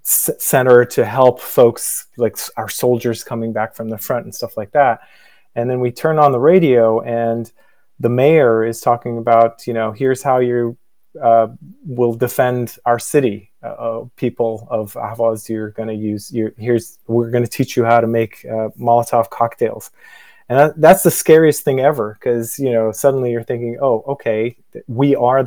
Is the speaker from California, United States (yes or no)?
yes; Dublin, California, United States; I'm from Dublin, the real Dublin, the one in California, as a joke.